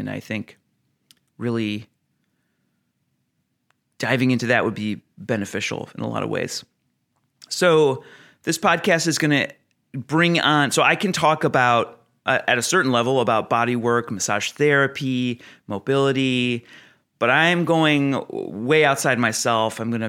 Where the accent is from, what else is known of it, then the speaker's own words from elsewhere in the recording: Ohio, United States; I am the youngest of seven kids. I was raised in Northeast Ohio near Cleveland and Akron.